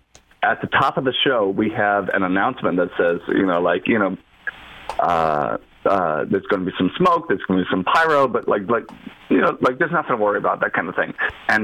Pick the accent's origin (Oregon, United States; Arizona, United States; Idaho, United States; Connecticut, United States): Connecticut, United States; Meriden; also born or lived in Storrs, Connecticut; I was born in Meriden, Connecticut, actually, yes.